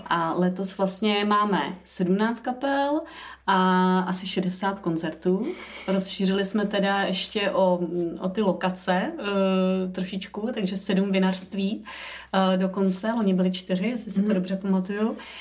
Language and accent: Czech; Vysočina Region, Czechia; já jsem z Vysočiny